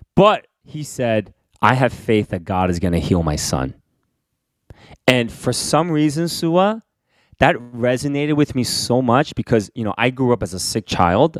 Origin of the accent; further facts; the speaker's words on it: New York City, New York, United States; also born or lived in Korea; when I was growing up in Queens in the Bronx